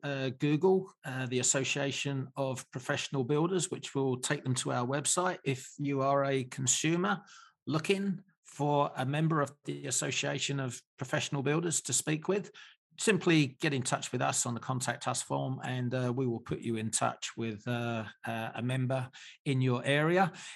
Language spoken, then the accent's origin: English; England, United Kingdom; Hot, humid, sunny all the time. I come from England. I love the heat.